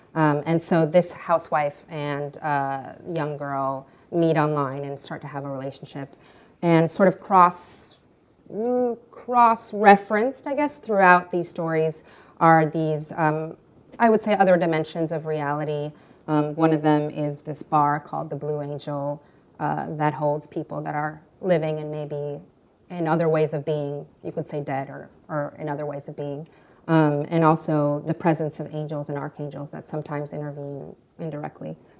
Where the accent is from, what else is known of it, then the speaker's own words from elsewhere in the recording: Ukraine; moved away; also born or lived in France / United States; I was born in Soviet Ukraine, which is now independent Ukraine.